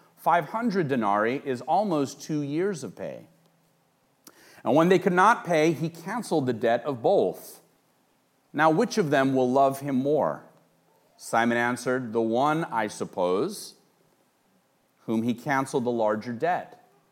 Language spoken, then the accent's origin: English; Los Angeles, California, United States; I grew up in Los Angeles, and I grew up in Hollywood